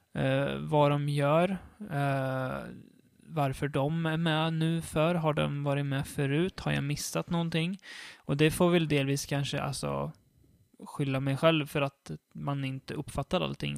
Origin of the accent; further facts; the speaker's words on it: Sweden; jag är en svensk som är van med våran västerländska kultur